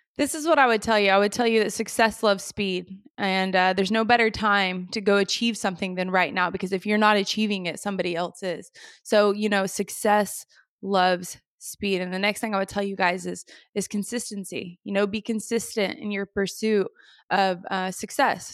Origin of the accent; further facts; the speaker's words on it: Moore, Oklahoma, United States; born and raised in Moore, Oklahoma